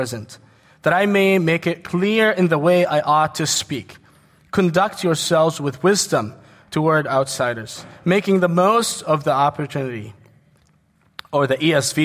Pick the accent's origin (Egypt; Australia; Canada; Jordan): Jordan; moved away as an adult; also born or lived in New York, United States; I was born in the States, New York. But I grew up in Jordan, and I came back to the States in 2001